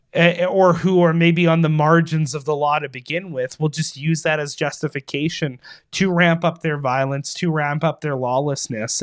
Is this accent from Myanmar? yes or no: no; Winnipeg, Manitoba, Canada; my hometown